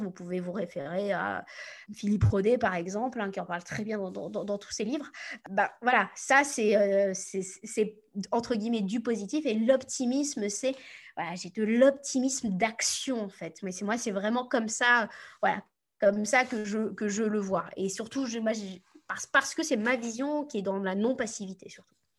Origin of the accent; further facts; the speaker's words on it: Normandy, France; also born or lived in United States; Je viens de Normandie, donc autant vous dire que voilà, je suis, pas, je suis pas du Sud.